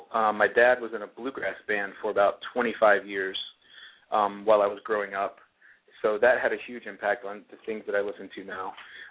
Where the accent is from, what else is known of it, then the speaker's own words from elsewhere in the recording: United States; accent: Boston; my accent kind of morphed into a mix of Boston and the Garden and Southern twang.